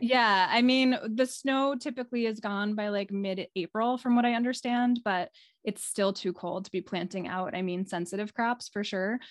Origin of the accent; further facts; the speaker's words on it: New York City, New York, United States; also born or lived in California / Maine / New England; now in Midcoast Maine, United States; I grew up in the New York City area